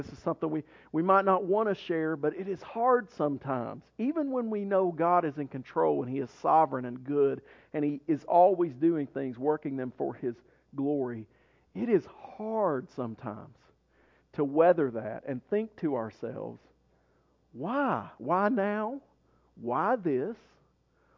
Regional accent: Maryville, Tennessee, United States; Maryville when I grew up there

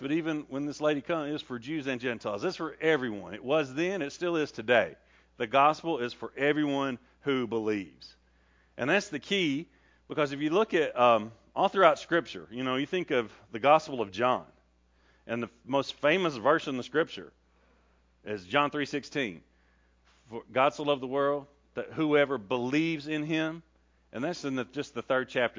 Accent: Rockwood, Tennessee, United States; also born or lived in Cape Town, South Africa; I came from Rockwood, Tennessee

